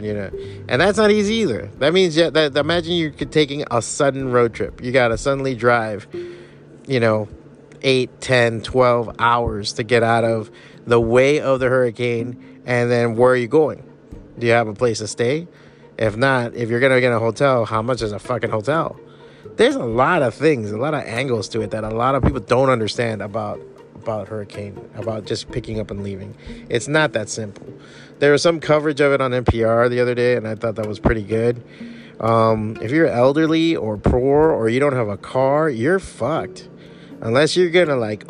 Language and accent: English; Miami, Florida, United States; born and raised in Miami